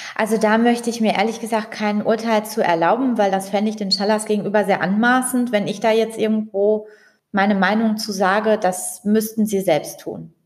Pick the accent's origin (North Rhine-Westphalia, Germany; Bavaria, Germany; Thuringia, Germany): North Rhine-Westphalia, Germany; Dortmund; ich bin ja hier in Dortmund aufgewachsen